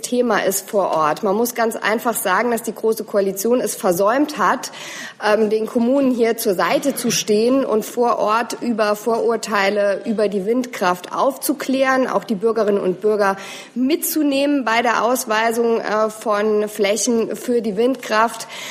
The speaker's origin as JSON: {"language": "German", "region": "Saarland", "country": "Germany", "said": "bei uns im Saarland"}